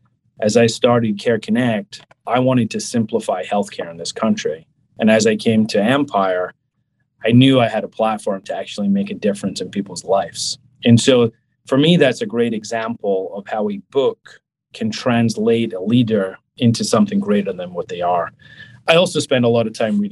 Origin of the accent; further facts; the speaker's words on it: Scotland, United Kingdom; now in New York, United States; I'm from Scotland